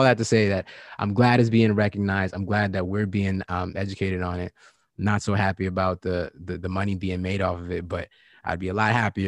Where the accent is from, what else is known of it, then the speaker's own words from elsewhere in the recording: Virginia, United States; I'm from Virginia, and, you know, and born and raised